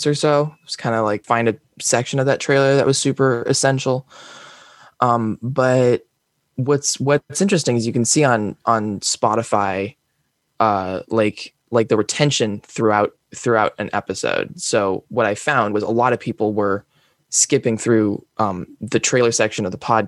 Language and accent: English; Palo Alto, California, United States; accent: American; I'm currently in Palo Alto. I grew up in Palo Alto